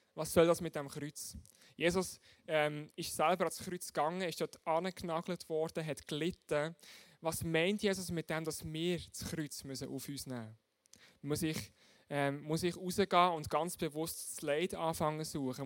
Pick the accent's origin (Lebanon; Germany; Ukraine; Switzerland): Switzerland; bei uns in der Schweiz